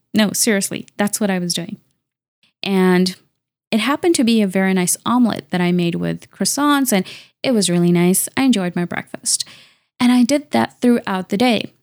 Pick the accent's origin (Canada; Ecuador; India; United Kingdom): Canada; I'm a Canadian engineer and researcher